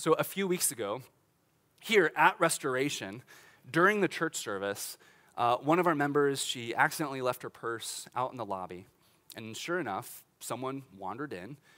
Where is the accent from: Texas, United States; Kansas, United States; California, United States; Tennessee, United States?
Kansas, United States; Olathe; I grew up in Olathe, Kansas